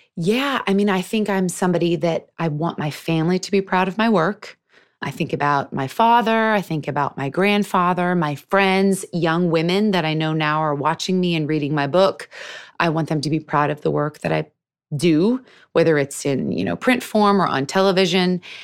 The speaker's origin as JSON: {"language": "English", "town": "Seattle", "region": "Washington", "country": "United States", "tie": "born or raised there", "said": "I was born and raised in Seattle."}